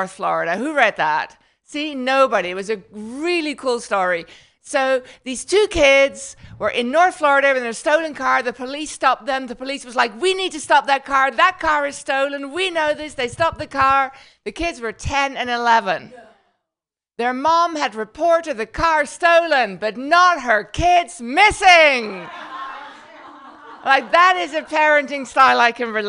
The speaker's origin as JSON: {"language": "English", "country": "Netherlands", "accent": "Dutch", "first_language": "Dutch", "second_language": "English", "moved": "yes", "lives_now": "United States", "said": "my accent is Dutch. I know, you don't know what that is. So I'm from the Netherlands"}